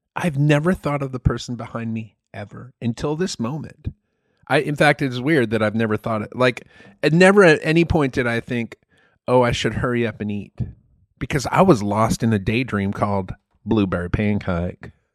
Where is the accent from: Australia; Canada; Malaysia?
Malaysia; moved away as an adult; that's the Malaysian pronunciation, and I grew up in Malaysia most of my you know childhood and early adulthood.